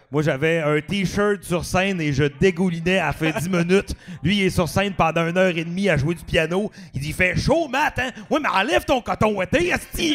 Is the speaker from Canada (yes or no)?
yes; Dolbeau-Mistassini, Quebec, Canada; also born or lived in Montreal; si je viens de Dolbeau